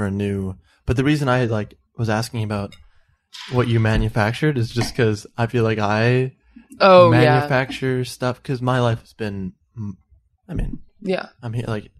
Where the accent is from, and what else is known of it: Chicago, Illinois, United States; born or raised there; now in Los Angeles, United States